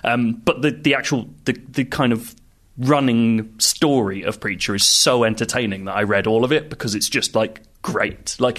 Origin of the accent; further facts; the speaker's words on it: Ottawa, Ontario, Canada; now in United Kingdom; Actually, my hometown's Ottawa, and I don't know anyone there anymore